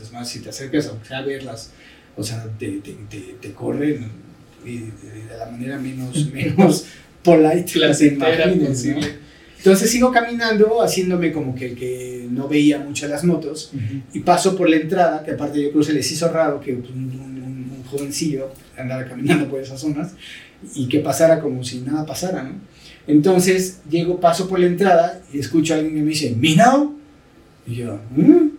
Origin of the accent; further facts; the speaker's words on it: Mexico; soy el mexicano, así como solo hay uno